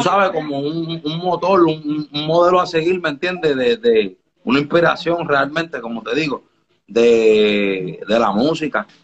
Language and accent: Spanish; Puerto Rico; also born or lived in Las Palmas de Herrera, Dominican Republic; me mudé a Puerto Rico a ah, bien temprana edad